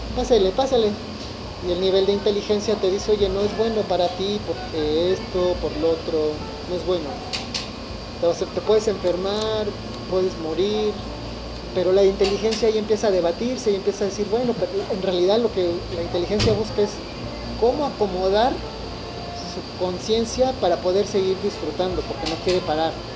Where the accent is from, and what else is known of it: Mexico